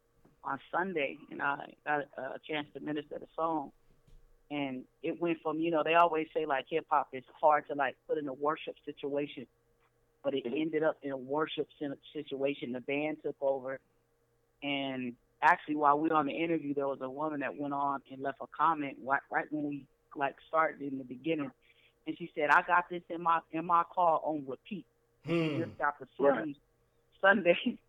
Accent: San Diego, California, United States; I'm from Cali. I'm from San Diego

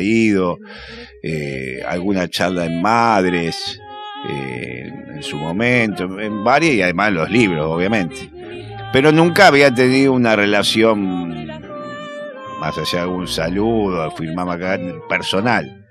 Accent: Rosario, Santa Fe, Argentina; also born or lived in La Boca, Buenos Aires; now in Buenos Aires, Argentina; yo soy de Rosario, pero soy de un barrio Rosario

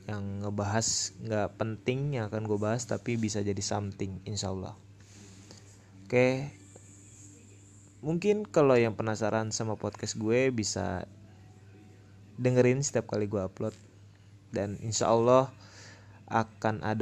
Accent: Tangerang, Banten, Indonesia; Gua berumur 21 tahun di tahun ini. Kebetulan gua orang Tangerang

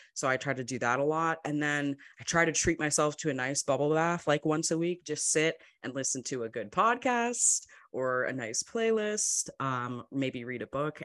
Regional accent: Madison, Wisconsin, United States; I grew up in Madison, Wisconsin, um, kind of a smaller city

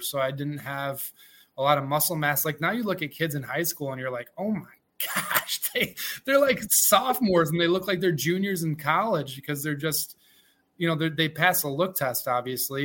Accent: Mexico, New York, United States; I grew up in Mexico, New York

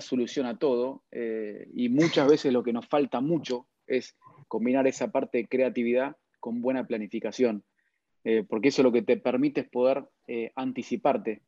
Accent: Argentina; primero como argentino, después como sudamericano

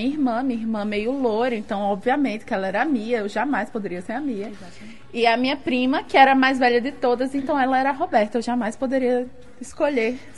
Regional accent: Guamaré, Rio Grande do Norte, Brazil; also born or lived in Natal; lá no meu interior, lá em Guamaré.

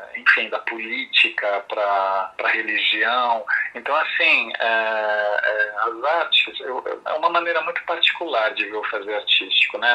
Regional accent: Brazil; also born or lived in Italy; Eu sou, eu sou brasileiro, mas filho de um imigrante italiano

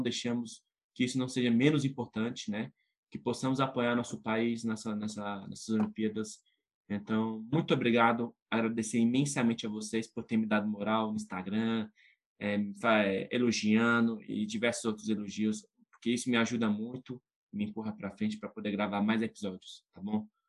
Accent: Brazil; eu sou brasileiro

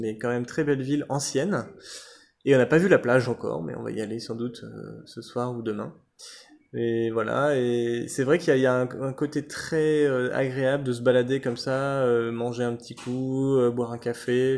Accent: France; en tant que Français

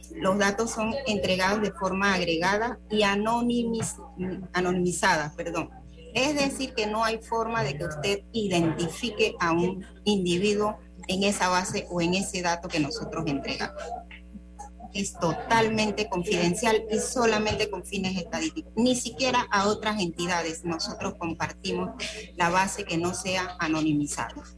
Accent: Panama; nosotros los panameños

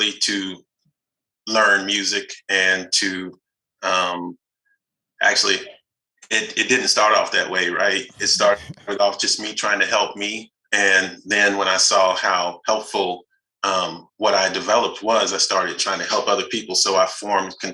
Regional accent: Fort Worth, Texas, United States; also born or lived in Los Angeles, California; I'm from Texas, a town called Fort Worth, west of Dallas

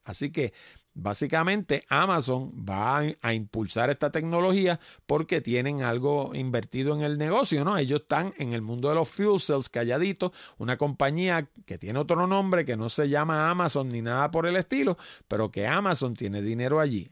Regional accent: Puerto Rico; somos nosotros puertorriqueños

